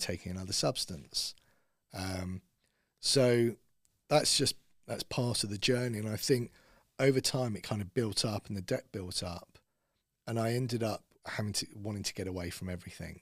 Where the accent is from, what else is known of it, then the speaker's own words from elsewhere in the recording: Bushey, East of England, United Kingdom; I grew up in Bushy, so Watford was kinda like my stomping ground